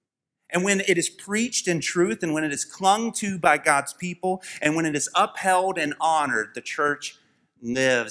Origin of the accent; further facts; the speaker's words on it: United States; We are American people